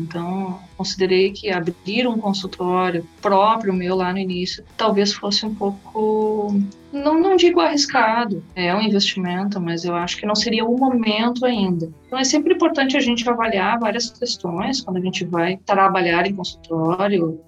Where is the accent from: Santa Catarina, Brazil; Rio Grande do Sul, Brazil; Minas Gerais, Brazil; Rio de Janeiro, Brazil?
Rio Grande do Sul, Brazil; Cachoeira do Sul; moved away; also born or lived in Santa Maria; eu também passei a atender em Cachoeira do Sul, que era é minha cidade natal